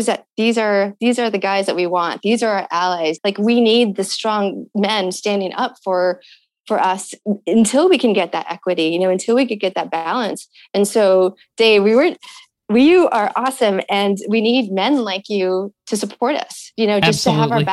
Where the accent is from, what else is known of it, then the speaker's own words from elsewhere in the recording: Tucson, Arizona, United States; growing up in Tucson and having these big skies